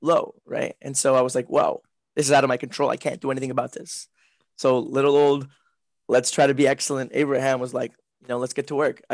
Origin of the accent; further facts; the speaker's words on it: South Texas, United States; first language Spanish; English is a second language; also born or lived in Mexico; I'm from South Texas. Okay. Right on the southernmost part of the U.S. It's like 10 minutes from the Mexican border. I was born in the U.S., but I was raised in Mexico for like 4 or 5 years when I was young, when I was a baby.